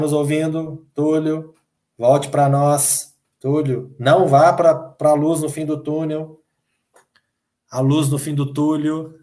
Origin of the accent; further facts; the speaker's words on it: Minas Gerais, Brazil; eu sou mineiro